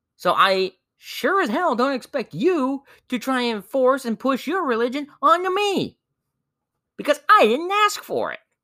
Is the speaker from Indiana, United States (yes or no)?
yes; Indiana, United States; my home state of Indiana